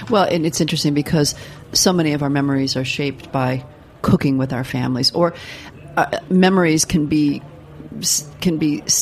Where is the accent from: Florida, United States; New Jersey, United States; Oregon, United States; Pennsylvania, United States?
Florida, United States; Miami; moved away as an adult; now in New York, United States; I grew up in Miami.